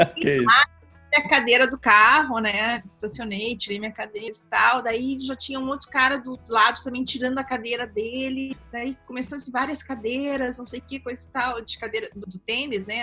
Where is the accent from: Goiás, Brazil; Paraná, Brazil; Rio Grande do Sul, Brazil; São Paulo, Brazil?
Rio Grande do Sul, Brazil; Capão da Canoa; also born or lived in Osório; now in Europe; Eu nasci em Osório, mas sempre morei em Capão